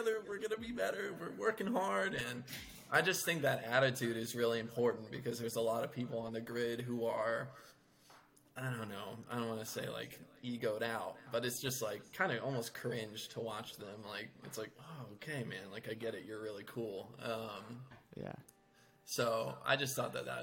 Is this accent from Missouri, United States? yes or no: yes; St. Louis, Missouri, United States; now in Kansas, United States; I grew up in St. Louis